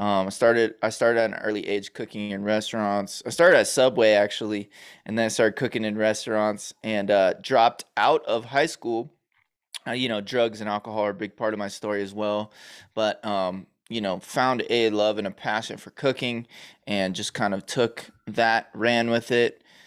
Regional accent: Los Angeles, California, United States; also born or lived in New York; we moved from New York to California

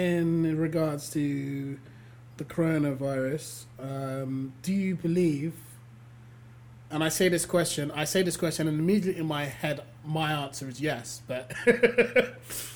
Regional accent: London, United Kingdom; born and raised here, yeah, we've all got that whole, like, as a Londoner, a person from England

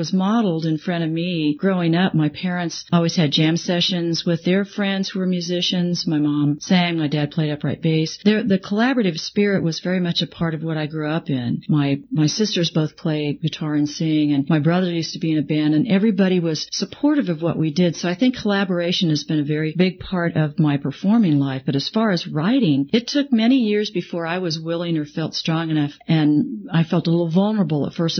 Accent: Emporia, Kansas, United States; also born or lived in Lawrence; I've lived in this area

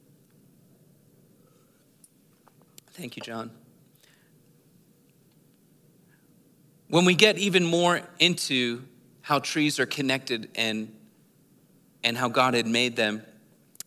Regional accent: Philadelphia, Pennsylvania, United States; We moved from Philadelphia, the city, to the outer suburbs of Philadelphia

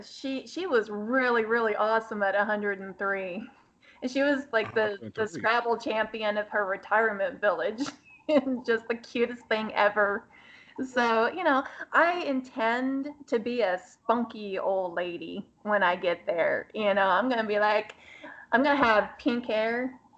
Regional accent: Austin, Texas, United States; And I was born and raised in Texas. I've been told that I don't sound like a normal Texan, you know, and I'm like, well, we talk proper. And I grew up in Austin, and people generally talk more proper in Austin anyway.

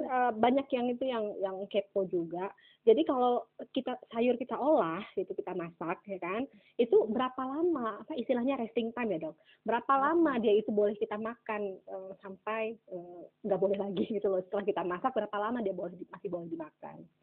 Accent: Aceh, Indonesia; saya ini kan orang Aceh ya kan hmm. uh, kita tuh di Aceh

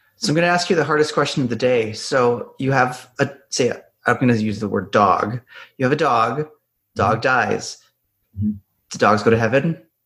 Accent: Ontario, Canada; I grew up in Ontario, and Ontario is a great great um, province to grow up in.

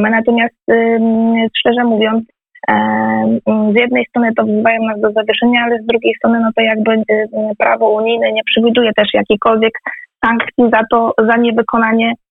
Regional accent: Piła, Greater Poland, Poland; Piła to jest moje rodzinne miasto, tam się urodziłam, tam, tam mieszkam

